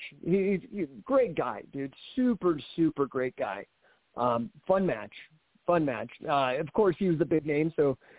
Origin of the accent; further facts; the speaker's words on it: Denver, Colorado, United States; also born or lived in Bay Area, California; My dad took me to some shows at McNichols Arena here in Denver